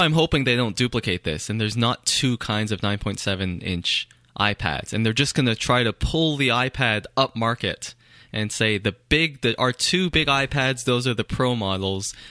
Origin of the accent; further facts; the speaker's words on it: Canada; I am Canadian